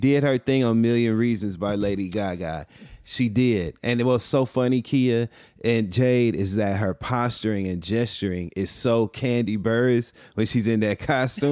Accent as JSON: {"language": "English", "town": "Flint", "region": "Michigan", "country": "United States", "also_born_or_lived": "Detroit, Michigan"}